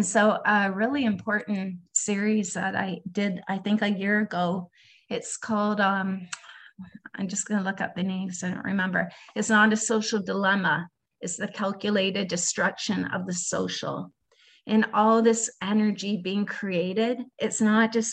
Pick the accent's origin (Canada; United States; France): Canada; I'm Canadian